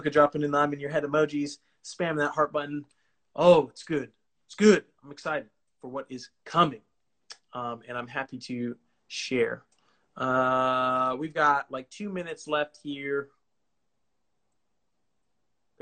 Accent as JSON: {"language": "English", "region": "California", "country": "United States", "said": "I'm from California"}